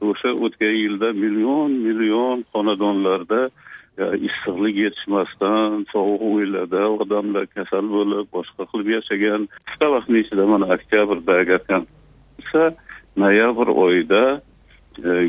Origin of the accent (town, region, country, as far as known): Uzbekistan